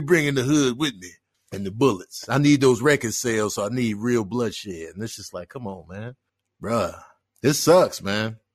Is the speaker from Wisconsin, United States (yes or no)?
no; Chicago, Illinois, United States; moved away; growing up in Chicago